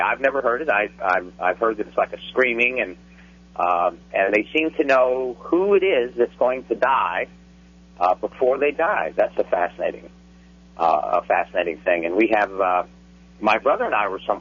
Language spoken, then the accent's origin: English; Fort Worth, Texas, United States; I was born and raised in Fort Worth, Texas